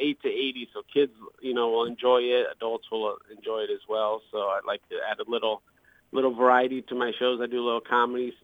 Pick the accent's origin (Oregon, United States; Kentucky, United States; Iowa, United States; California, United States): Iowa, United States; Muscatine; moved away as an adult; also born or lived in Las Vegas; now in Quad Cities, United States; I was born and raised in Muscatine, Iowa